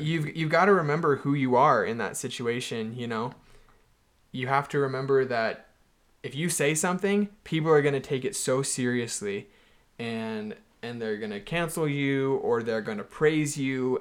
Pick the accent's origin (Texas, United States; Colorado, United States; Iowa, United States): Texas, United States; Houston; I'm from Houston, Texas